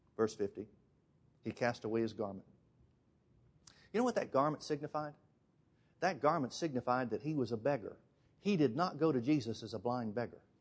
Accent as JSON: {"language": "English", "region": "Alabama", "country": "United States", "said": "I'm from Alabama."}